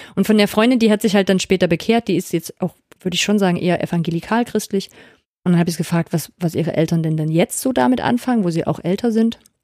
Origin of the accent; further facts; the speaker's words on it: East Germany, Germany; ich komme aus Ostdeutschland, aber aus der christlichen Blase.